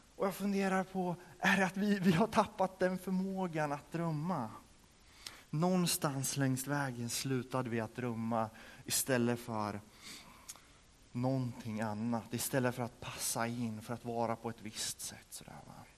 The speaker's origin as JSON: {"language": "Swedish", "region": "Örebro County", "country": "Sweden", "said": "hemma i, där jag kommer ifrån, utanför Örebro"}